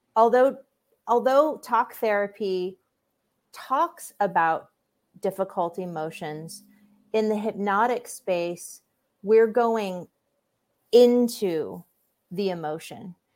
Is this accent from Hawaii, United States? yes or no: yes; Hawaii, United States; growing up in Hawaii, there's a lot of spiritually open people, um, and that affected me